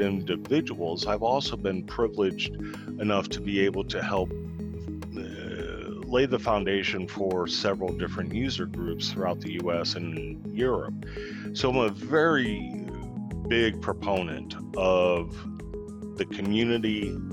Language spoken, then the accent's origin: English; Texas, United States; We're in Texas. You're in my hometown